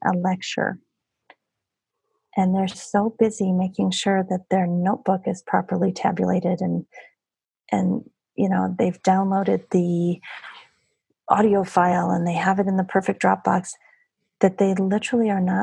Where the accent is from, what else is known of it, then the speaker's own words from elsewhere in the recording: United States; if we stay in our bubble in the United States